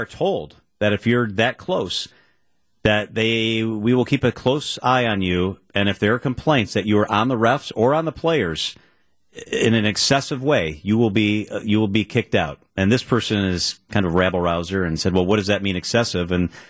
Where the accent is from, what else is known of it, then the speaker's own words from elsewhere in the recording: Illinois, United States; Tom and Milton, I'm from Illinois.